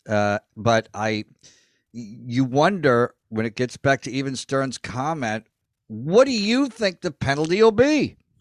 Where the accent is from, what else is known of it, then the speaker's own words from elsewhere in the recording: Elmira, New York, United States; moved away as an adult; also born or lived in Los Angeles; we grew up in Elmira